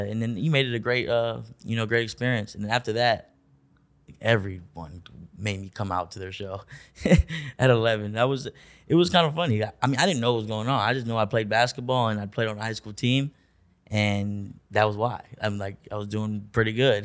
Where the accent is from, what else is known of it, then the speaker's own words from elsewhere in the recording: Orlando, Florida, United States; also born or lived in Augusta, Georgia; we moved to Orlando when I was, like, two or three